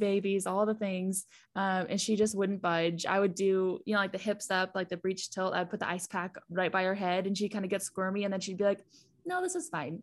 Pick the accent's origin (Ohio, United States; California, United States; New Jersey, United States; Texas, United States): Texas, United States; we are from Texas